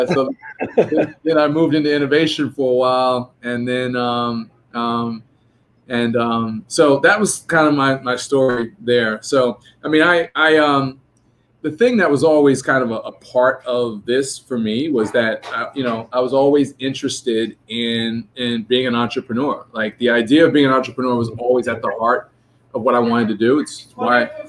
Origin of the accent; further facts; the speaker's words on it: New York, United States; also born or lived in Puerto Rico; I'm a New Yorker